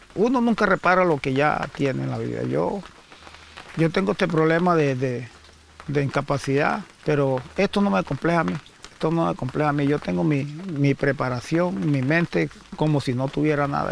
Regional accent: El Banco, Magdalena, Colombia; also born or lived in San Pedro, Magdalena / La Guajira; now in Serranía del Perijá, Colombia; nací en el Banco Magdalena.

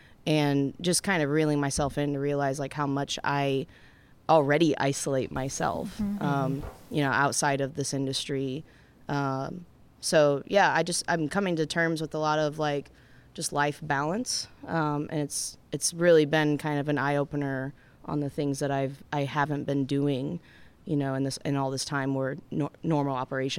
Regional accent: Michigan, United States; moved away; my friends I grew up with in Michigan and beyond

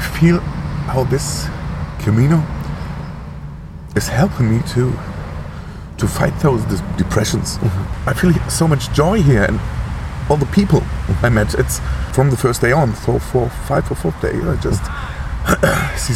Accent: Germany; at home, Germany

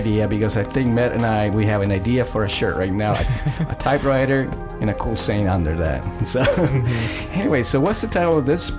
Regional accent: Chile; not because I'm from Chile. No, yes, it is because I'm from Chile.

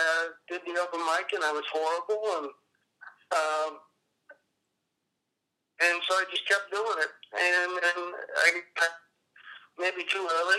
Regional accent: Eastern Washington, United States; moved away; also born or lived in Los Angeles; I grew up in Eastern Washington, like Eastern Washington, small town.

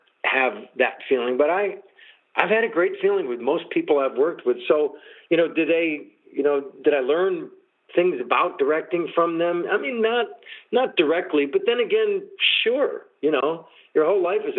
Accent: Buffalo, New York, United States; moved away; I grew up in Buffalo, New York

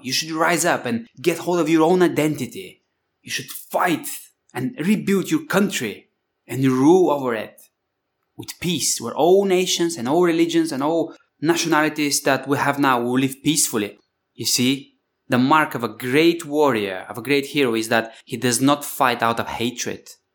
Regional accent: Bulgaria; I come from Bulgaria, you know, Thrace, the Thracian Valley, Spartacus

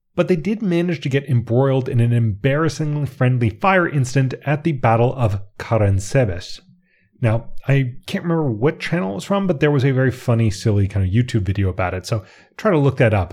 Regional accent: United States; I'm an American

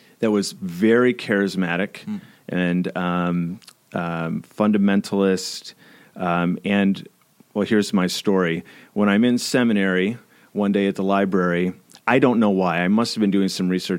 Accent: near Freeport, West Michigan, United States; now in Grand Rapids, United States; I'm a West Michigan guy my whole life, for better and for worse

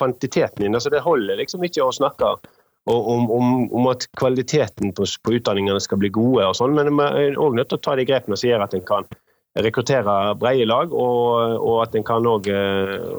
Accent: Western Norway, Norway; jeg kommer fra Vestlandet, som en kanskje hører, og er da vokst opp med industri rundt, rundt meg

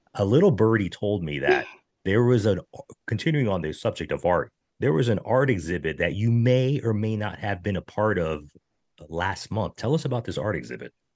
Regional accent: United States; As American baseball fans

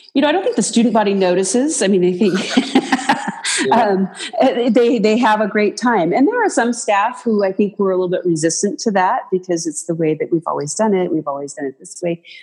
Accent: Moses Lake, Washington, United States; now in Pendleton, United States; I grew up in Moses Lake, uh, Washington

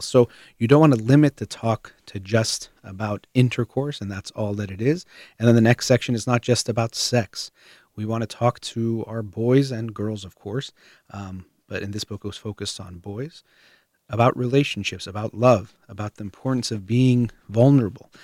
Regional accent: United States; I was born in the United States, have Iranian parents, so I'd be considered Iranian American.

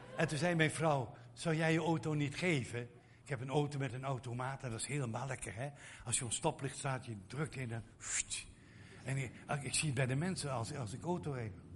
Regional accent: Netherlands; ons, onze mentaliteit als Nederlanders

